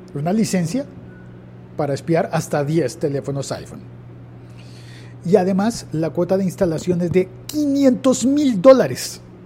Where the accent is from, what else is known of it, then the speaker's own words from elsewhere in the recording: Colombia; En Colombia, en mi país